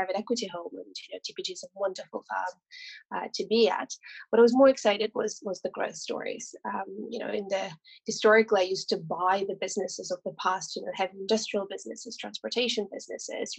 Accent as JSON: {"language": "English", "country": "France", "tie": "born or raised there", "also_born_or_lived": "Russia / Toulouse / Paris", "second_language": "English", "moved": "as an adult", "lives_now": "London, United Kingdom", "said": "I then spent a long time in France, which is where I grew up. I grew up between Toulouse and Paris, which is how I speak French."}